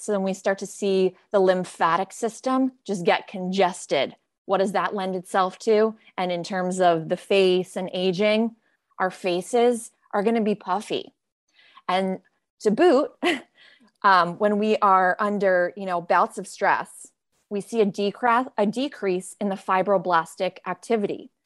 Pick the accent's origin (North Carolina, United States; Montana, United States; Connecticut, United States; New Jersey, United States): Connecticut, United States; Greenwich; also born or lived in Rhode Island; I grew up in Greenwich, Connecticut